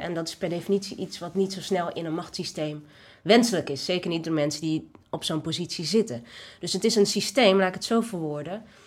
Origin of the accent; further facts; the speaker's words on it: Netherlands; ik ben geboren in Nederland. Ja. Dit is mijn thuis.